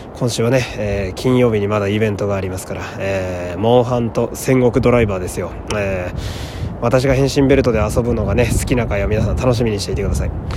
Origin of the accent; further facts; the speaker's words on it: Fukui, Japan; moved away; 私は地元が福井という土田舎でして